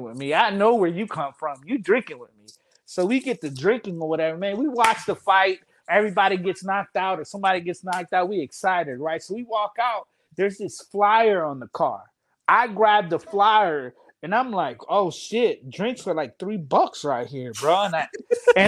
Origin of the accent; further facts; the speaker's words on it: East Coast, United States; we're from the East Coast, where it's from D.C., Maryland, Virginia